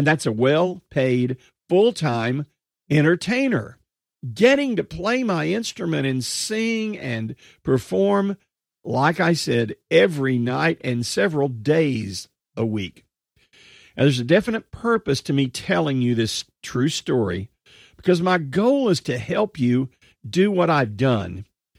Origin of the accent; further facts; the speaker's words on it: Texas, United States; accent: Texas; And it was a Texas town. You can probably tell from some of my accent, although I've lost some of that accent over the years, still have some Texas stuff.